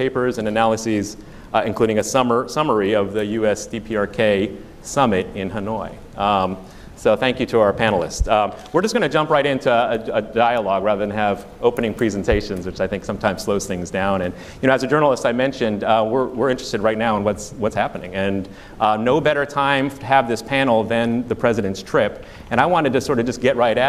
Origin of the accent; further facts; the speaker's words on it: Northern Virginia, United States; where I grew up in Northern Virginia